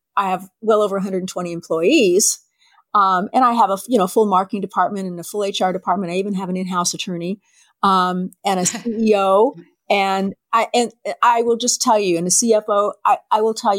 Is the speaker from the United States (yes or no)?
yes; San Diego, California, United States; I was born in San Diego at Mercy Hospital. And when my parents took me home, they took me home to a rural area of San Diego.